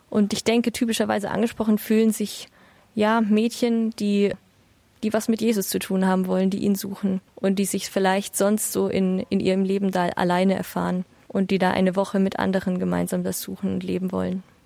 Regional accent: Bavaria, Germany; Ich komme aus Bayern

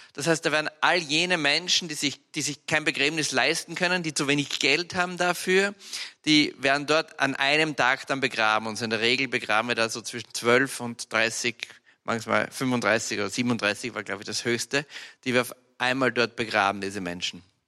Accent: Austria; bei uns in Österreich

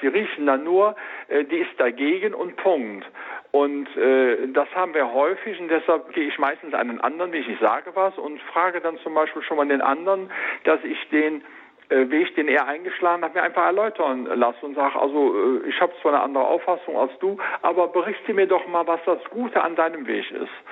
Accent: Rhineland, Germany; ich sag jetzt mal als Rheinländer

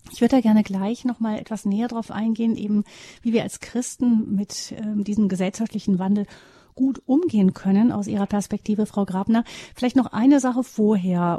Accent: Germany; bei uns in Deutschland

